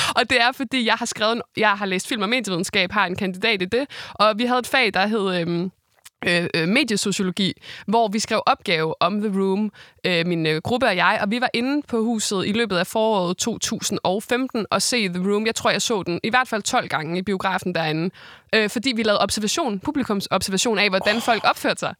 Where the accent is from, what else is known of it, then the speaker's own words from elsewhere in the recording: Esbjerg, Southern Denmark, Denmark; jeg er jo fra Esbjerg